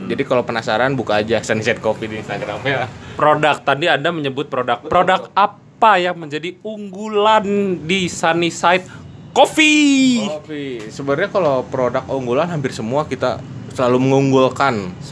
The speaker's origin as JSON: {"language": "Indonesian", "region": "Jambi", "country": "Indonesia", "said": "saya dari Jambi, Mas."}